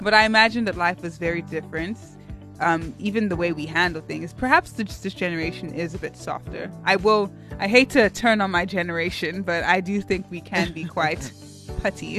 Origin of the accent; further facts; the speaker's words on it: Cape Town, Western Cape, South Africa; accent: Cape Tonian; But because I have this accent and I'm so Cape Tonian